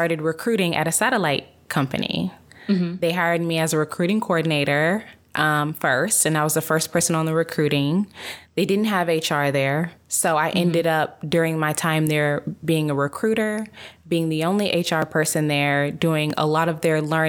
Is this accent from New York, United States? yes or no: no; Dallas, Texas, United States; moved away as an adult; also born or lived in San Francisco, California; we're both from Dallas